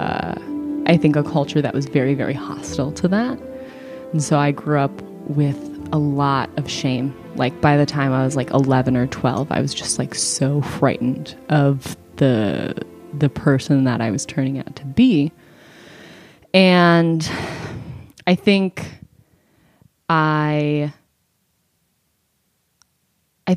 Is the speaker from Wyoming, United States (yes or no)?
no; St. Paul, Minnesota, United States; I was born in St. Paul, Minnesota